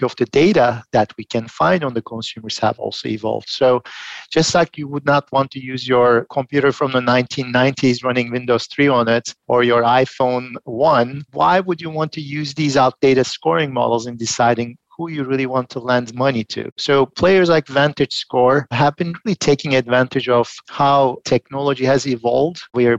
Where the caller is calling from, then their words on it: Philadelphia, Pennsylvania, United States; I'm joining from Philadelphia today.